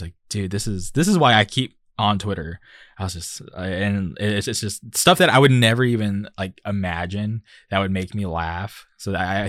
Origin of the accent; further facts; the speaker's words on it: Palm Springs, California, United States; I grew up in Palm Springs, it would get super hot